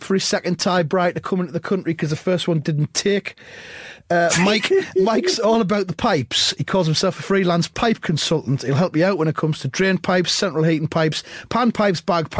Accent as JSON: {"language": "English", "town": "Sunderland", "region": "North East England", "country": "United Kingdom", "said": "I'm from Sunderland"}